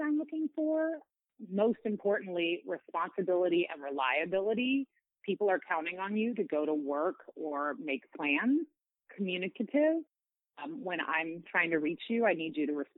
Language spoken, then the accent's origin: English; a small town near San Antonio, Texas, United States; also born or lived in Austin, Texas; So I am from the San Antonio area. I grew up in a small town nearby